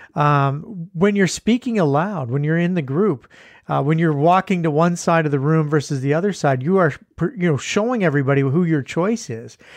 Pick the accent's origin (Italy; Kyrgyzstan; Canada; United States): Canada; we're Canadian